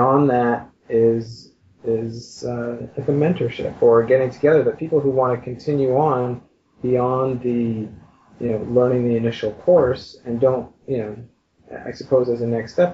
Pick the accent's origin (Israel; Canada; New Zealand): Canada; Montreal, Quebec; moved away as an adult; now in Toronto, Canada; I was originally from Montreal. We moved to Toronto